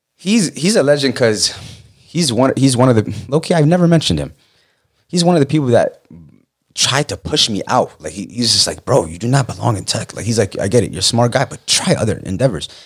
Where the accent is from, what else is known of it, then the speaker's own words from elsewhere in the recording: Falls Church, Virginia, United States; moved away as an adult; also born or lived in Pennsylvania / North Carolina / Texas; I'm from Northern Virginia, uh, Falls Church, Fairfax area